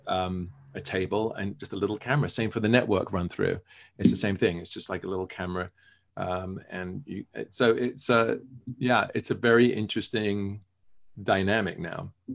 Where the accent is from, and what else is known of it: England, United Kingdom; born or raised there